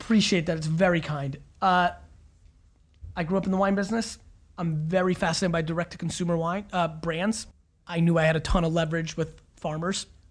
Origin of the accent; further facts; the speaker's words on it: New Jersey, United States; I grew up in Jersey in the 80s